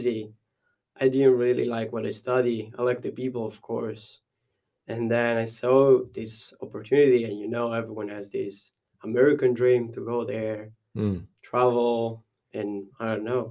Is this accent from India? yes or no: no; Italy; English is a second language; moved away as an adult; now in Dublin, Ireland; I love Italy.